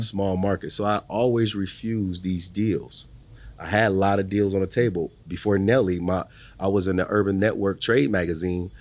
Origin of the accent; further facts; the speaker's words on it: Omaha, Nebraska, United States; also born or lived in New Orleans / Los Angeles; I'm proud to be from Omaha